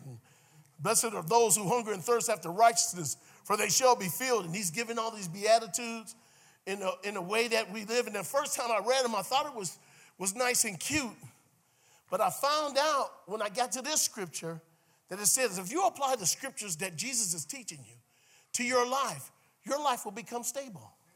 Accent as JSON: {"language": "English", "town": "Cleveland", "region": "Ohio", "country": "United States", "moved": "yes", "said": "I was from Cleveland"}